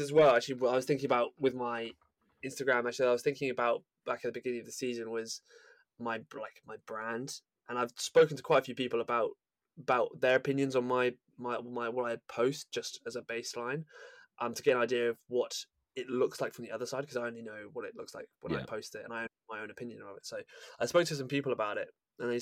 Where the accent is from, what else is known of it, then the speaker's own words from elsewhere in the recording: England, United Kingdom; I'm English